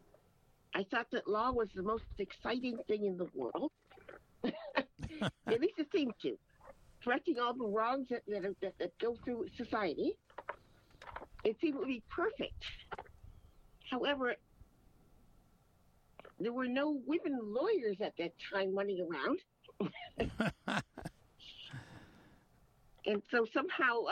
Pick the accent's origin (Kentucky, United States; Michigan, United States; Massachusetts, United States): Massachusetts, United States; Andover; moved away as an adult; now in California, United States; Born in Andover, Mass., raised there.